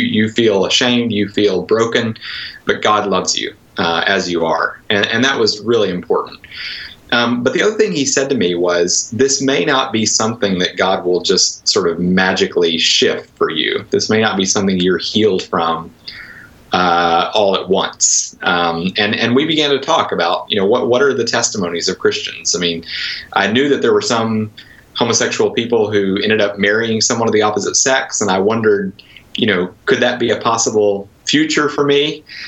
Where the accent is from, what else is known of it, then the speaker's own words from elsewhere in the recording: Conway, Arkansas, United States; moved away; also born or lived in Wheaton, Illinois; I, I, grew up near Little Rock in a, a, place called Conway